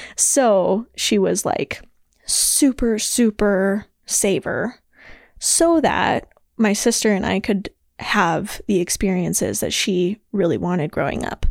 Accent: Billings, Montana, United States; I was born and raised in Billings, Montana

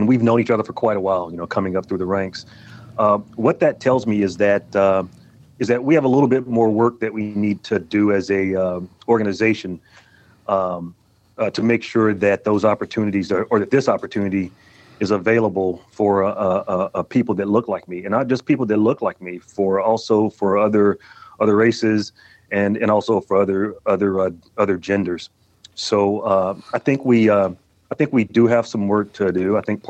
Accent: Columbia, Tennessee, United States; Oh, I loved it. It was, you know, Tennessee's a special place. Middle Tennessee is. I was born there in Columbia, down at Mary County Hospital

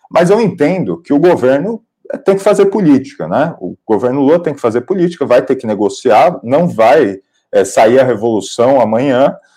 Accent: São Paulo, Brazil; Bom, como, como paulista e como paulistano, eu quero dizer que a minha opinião é que sim.

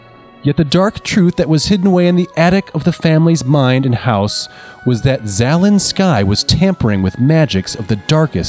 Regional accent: United States; I thought I would do a little cross-culture exchange and share some of the stories that I grew up with in the United States of America.

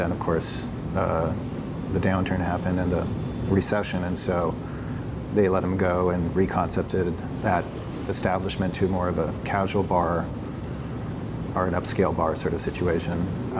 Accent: Philippines; also born or lived in Afghanistan / United States; so my parents were missionaries. I grew up in the Philippines. Before that, in the 80s, my dad had bought a tent and he did evangelistic crusades throughout the United States. Prior to that, we were in Afghanistan when the Russians invaded.

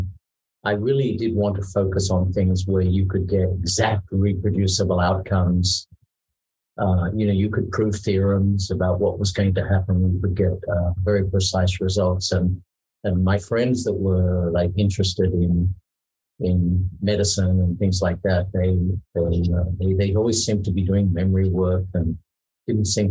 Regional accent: Tasmania, Australia; now in Singapore; as a kid, I grew up in Tasmania

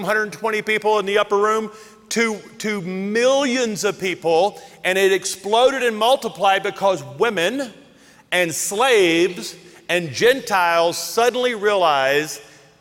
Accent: the South, United States; I grew up in the South where there were black restrooms and white restrooms.

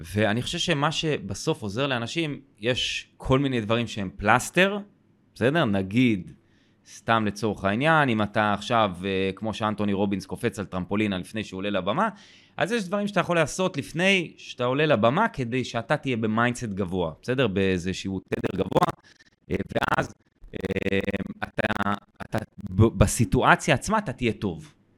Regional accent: Israel; אני גדלתי בקיבוץ

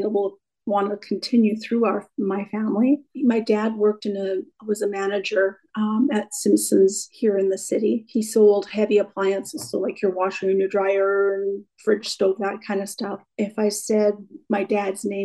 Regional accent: Regina, Saskatchewan, Canada; I have been born and raised in Regina, Saskatchewan

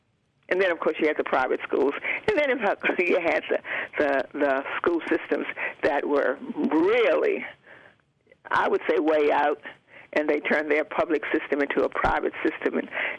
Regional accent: Roanoke, Virginia, United States; moved away; also born or lived in North Carolina; I was born in Roanoke, Virginia, yes.

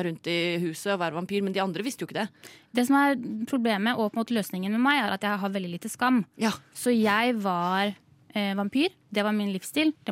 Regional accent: Tjøme, Vestfold, Norway; Jeg òg. Fra Tjøme.

